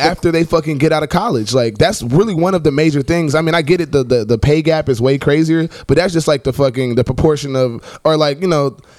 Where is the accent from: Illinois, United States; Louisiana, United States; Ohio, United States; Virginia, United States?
Ohio, United States; Cincinnati; I'm from Cincinnati